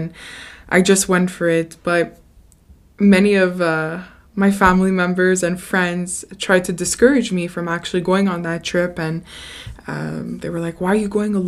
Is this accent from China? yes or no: no; Canada; growing up in Canada, we're very privileged